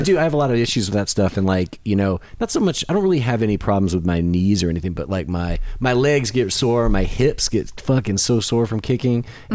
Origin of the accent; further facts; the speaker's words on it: Michigan, United States; now in Nashville, United States; I'm originally from Michigan